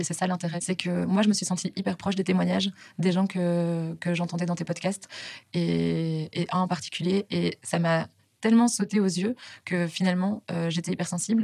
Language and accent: French; Belgium; moved away as an adult; now in Paris, France; je suis belge